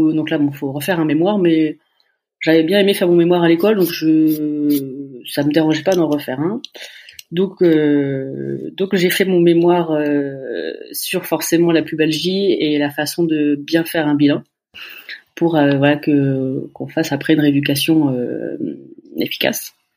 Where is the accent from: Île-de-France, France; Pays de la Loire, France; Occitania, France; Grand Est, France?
Pays de la Loire, France; Laval; je suis de la Mayenne, je suis de Laval